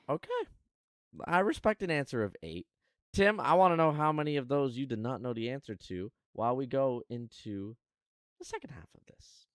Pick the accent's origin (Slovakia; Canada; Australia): Canada; as a Canadian